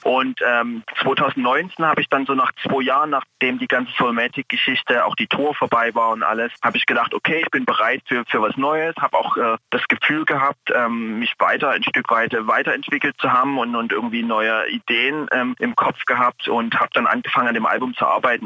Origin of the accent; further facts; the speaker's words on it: East Germany, Germany; ich komme ja aus, aus dem Osten Deutschlands